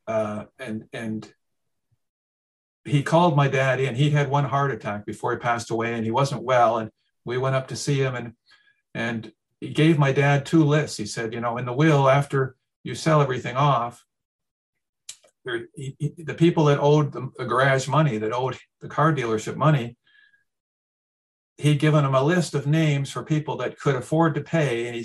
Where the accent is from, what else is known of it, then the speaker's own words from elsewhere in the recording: Canada; I'm a Canadian